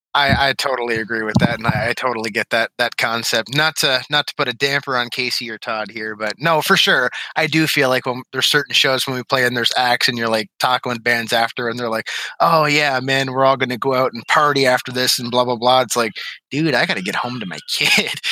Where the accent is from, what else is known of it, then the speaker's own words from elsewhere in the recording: Ontario, Canada; also born or lived in Oxford, Michigan; now in Westland, United States; I'm Canadian, so I originated in, like, tiny town Ontario